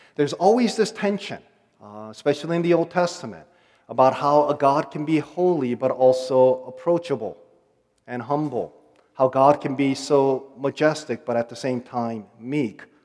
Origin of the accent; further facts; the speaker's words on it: United States; accent: American; also born or lived in Korea; I'm uh, ethnically Korean, so I'll be spending uh, five weeks with my family in Korea. And I'm going to be an outsider there because I'm somewhat bilingual, and they'll make fun of my American accent